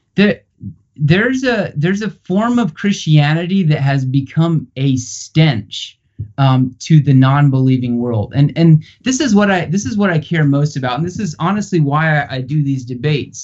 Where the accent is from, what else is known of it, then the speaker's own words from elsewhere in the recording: Charlottesville, Virginia, United States; my hometown of Charlottesville